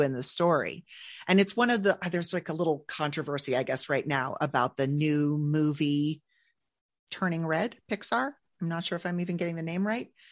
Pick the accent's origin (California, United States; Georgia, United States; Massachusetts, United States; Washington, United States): California, United States; Northern; I'm from Northern California